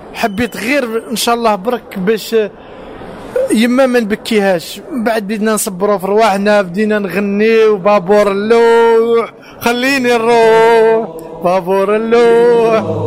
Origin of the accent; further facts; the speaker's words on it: Algiers, Algiers Province, Algeria; moved away as an adult; now in Paris, France; كجزائريين وكعرب